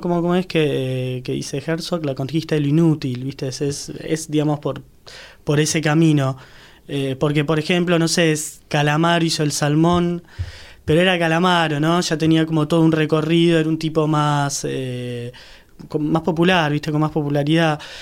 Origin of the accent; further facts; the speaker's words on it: San Isidro, Buenos Aires Province, Argentina; yo soy de San Isidro